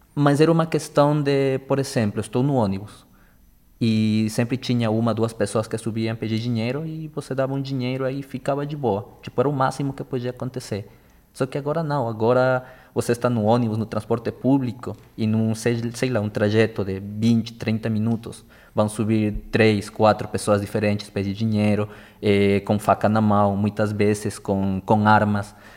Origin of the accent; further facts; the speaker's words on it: Ecuador; Portuguese is a second language; moved away as an adult; now in Brazil; eu sou equatoriano, e todo final do ano, desde o 2017 que eu moro aqui no Brasil, eu viajo para meu país.